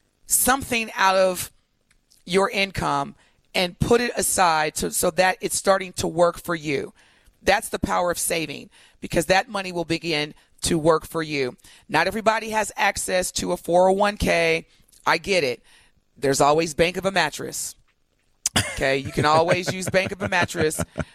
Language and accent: English; East St. Louis, Illinois, United States; being a young kid raised in East St. Louis or growing up in East St. Louis.